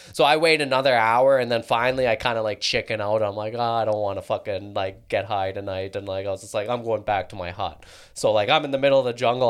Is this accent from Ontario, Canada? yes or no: no; Calgary, Alberta, Canada; also born or lived in London, England; I was born in Calgary.